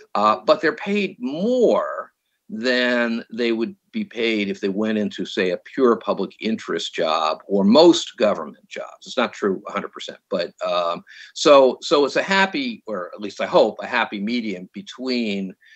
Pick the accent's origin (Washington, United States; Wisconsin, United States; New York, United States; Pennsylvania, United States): New York, United States; moved away as an adult; also born or lived in San Francisco, California; now in California, United States; I'm from New York